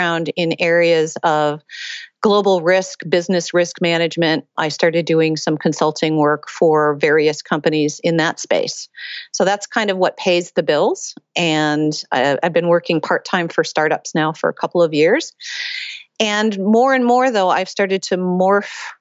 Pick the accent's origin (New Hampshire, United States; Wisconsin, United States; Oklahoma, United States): Wisconsin, United States; central; moved away as an adult; also born or lived in East Coast; I grew up in the Midwest in central Wisconsin